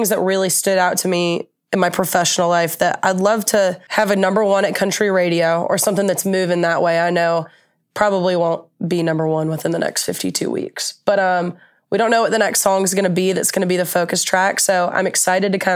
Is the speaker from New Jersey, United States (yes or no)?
no; Atlanta, Georgia, United States; now in Nashville, United States; I'm from Atlanta